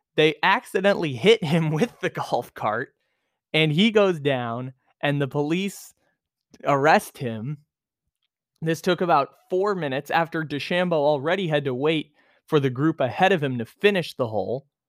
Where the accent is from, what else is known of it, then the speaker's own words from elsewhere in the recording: San Diego, California, United States; moved away as an adult; Torrey Pines, my hometown, I don't live here anymore